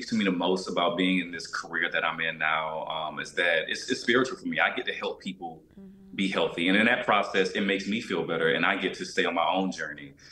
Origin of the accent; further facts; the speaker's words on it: Albany, Georgia, United States; I had no concept of health growing up in Albany, Georgia, you know.